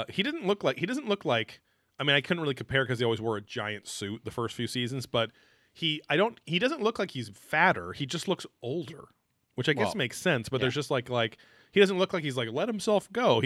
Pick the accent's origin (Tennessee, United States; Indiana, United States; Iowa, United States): Indiana, United States; Indianapolis; Southeast Indianapolis. I'm from Southeast Indianapolis.